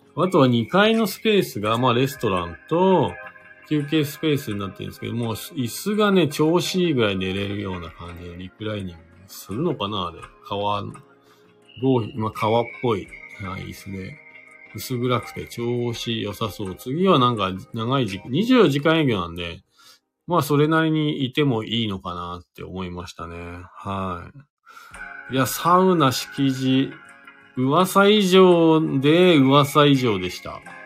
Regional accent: Fuji, Shizuoka, Japan; now in Hakuba, Japan; 僕の地元がですね、静岡県の富士市というところなんです

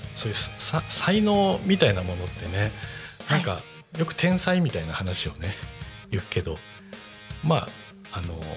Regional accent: Aichi, Japan; moved away; 僕愛知出身なんですよ

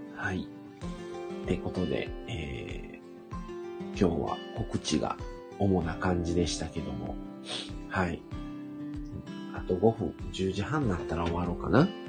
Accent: Hyogo, Japan; also born or lived in Shiga; 生まれた場所が滋賀県なんですね。育ちは兵庫県

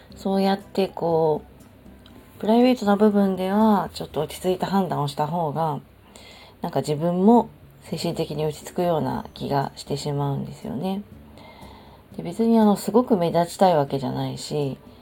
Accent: Japan; 日本で育ってしまった以上こう場の空気を読んで人に合わせるとか身の丈で生きるとかそういう価値観ってまあなんか染みついちゃってる

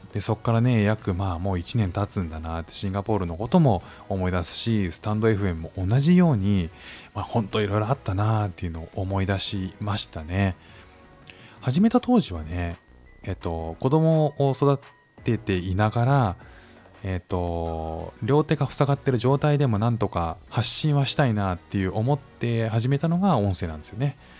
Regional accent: Japan; moved away as an adult; now in Singapore; 日本に生活して、日本に生まれ育って

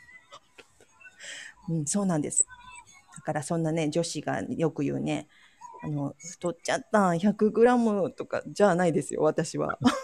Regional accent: Ehime, Japan; born or raised there; now in Kochi, Japan

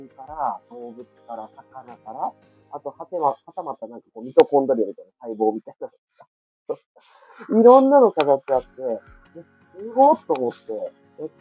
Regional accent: Fukuoka, Japan; 私は福岡に出身でございます

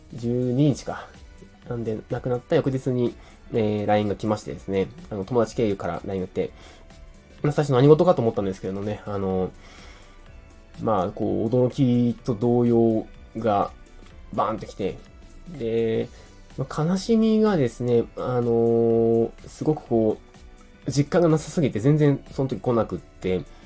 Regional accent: Beppu, Oita, Japan; moved away; also born or lived in Fukuoka; 幼稚園から中学校まで別府市で、えー、育ちました。実は生まれは福岡なんですけど、生まれてすぐ、ね、別府に引っ越しております。

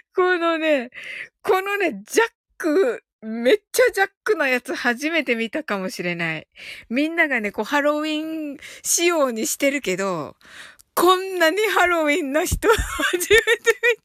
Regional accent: Kyushu, Japan; 私ね、九州人

